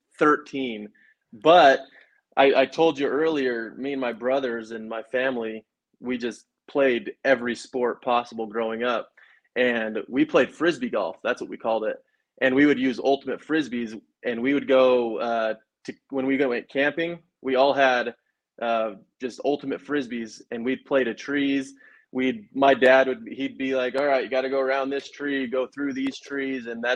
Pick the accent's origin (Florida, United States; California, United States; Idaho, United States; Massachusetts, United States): Idaho, United States; Rigby; grew up in Rigby